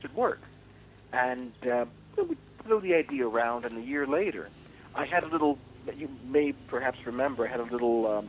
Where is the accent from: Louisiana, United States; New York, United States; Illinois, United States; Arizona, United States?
New York, United States; New York City; born there; also born or lived in Mexico / Puerto Rico / Spain; I was born in New York City.